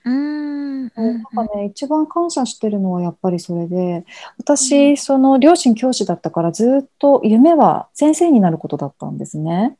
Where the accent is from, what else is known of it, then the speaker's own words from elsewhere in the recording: rural Aomori Prefecture, Japan; 私は出身青森県の田舎なんですよ